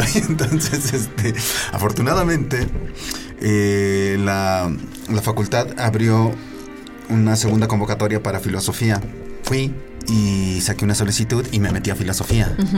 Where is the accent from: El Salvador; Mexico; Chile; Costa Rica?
Mexico; Tlaxcoapan?, Hidalgo; Yo soy de Hidalgo, de un pueblito que se llama Titalaquia.